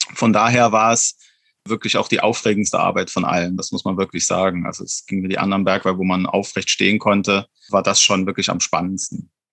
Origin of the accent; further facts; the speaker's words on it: Wallerfangen, Saarland, Germany; also meine Heimat quasi. Ich, ich komme genau aus dieser Gemeinde, stamme ich auch selbst.